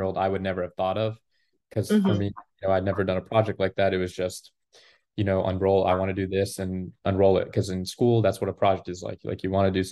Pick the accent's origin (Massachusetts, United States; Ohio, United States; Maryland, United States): Maryland, United States; I grew up in Maryland my whole life, a town about 40 minutes outside of Washington, D.C. and 40 minutes outside of Baltimore